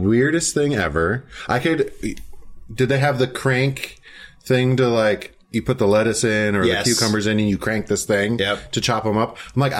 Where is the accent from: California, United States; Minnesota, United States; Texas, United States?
Minnesota, United States; Lake Mille Lacs, central; I grew up on Lake Mille Lacs in central Minnesota.